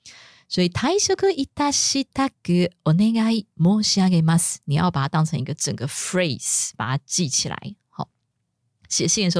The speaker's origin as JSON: {"language": "Chinese", "country": "Japan", "second_language": "Chinese", "said": "但是我们日本人呢，就是也会过中秋节。"}